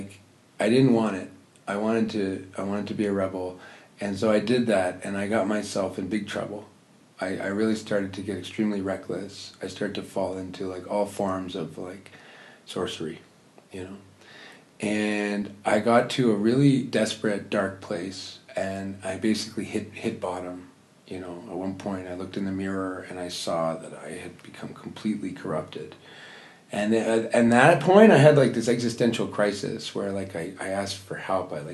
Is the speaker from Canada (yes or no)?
yes; Toronto, Ontario, Canada; I'm from Toronto